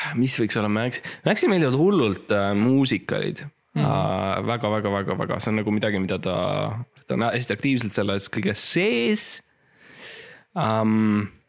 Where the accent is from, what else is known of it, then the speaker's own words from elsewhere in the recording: Estonia; ma olen eestlane